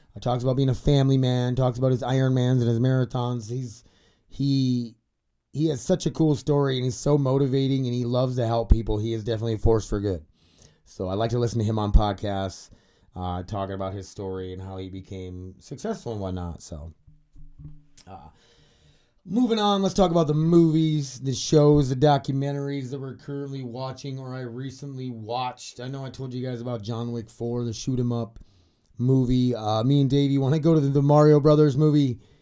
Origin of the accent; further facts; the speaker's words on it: South Dakota, United States; I grew up in South Dakota